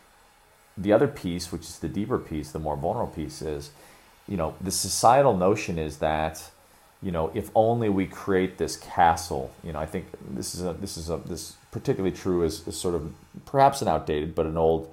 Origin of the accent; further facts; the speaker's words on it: Chicago, Illinois, United States; moved away; also born or lived in Sri Lanka; Chicago, my hometown